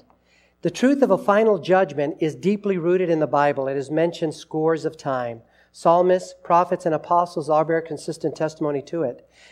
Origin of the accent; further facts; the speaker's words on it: Los Angeles, California, United States; I was growing up in Los Angeles